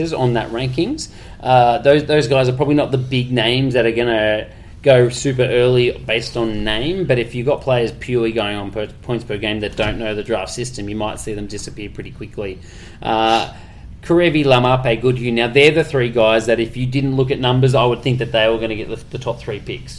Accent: Australia

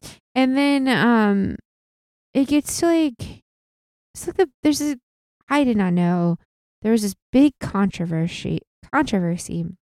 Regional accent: Midwest, United States; We are from the Midwest. There's not a lot of sailing clubs.

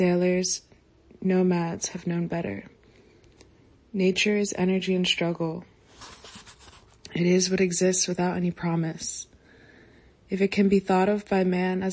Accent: Florida, United States; growing up in Florida

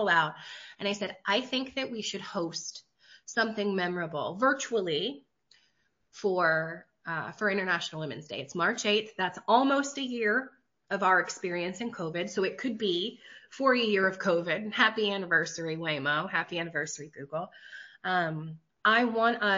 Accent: West Virginia, United States; I'm from Appalachia, so I'm from West Virginia.

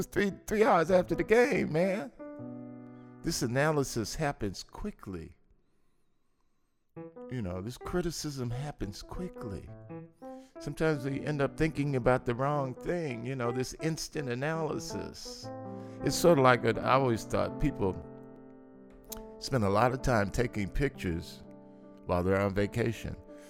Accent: Los Angeles, California, United States; I grew up in South Central L.A.

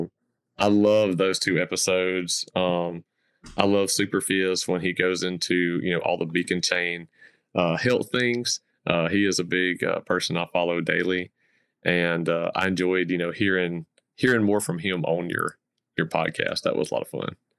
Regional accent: the South, Southern United States, United States; accent: Southern; I grew up in the South and, um, I call the South my home

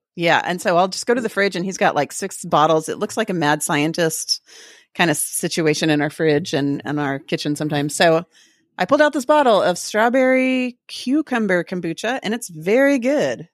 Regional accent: Texas, United States; we like to co-opt everything and be kind of obnoxious about being Texan

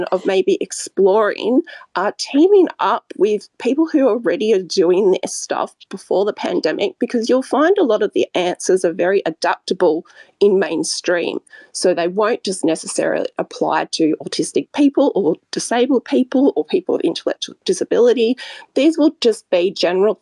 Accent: Australia; I'm from Australia

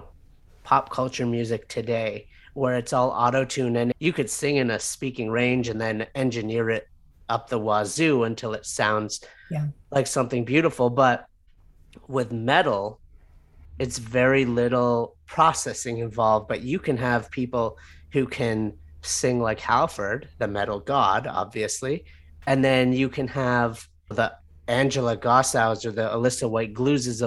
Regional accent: Canada; I'm from Canada

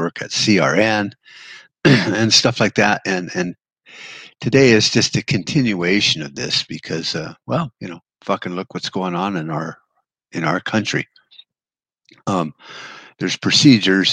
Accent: United States; We, as American people

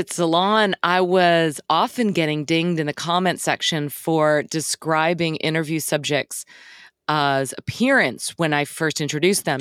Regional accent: Dallas, Texas, United States; I grew up in Dallas

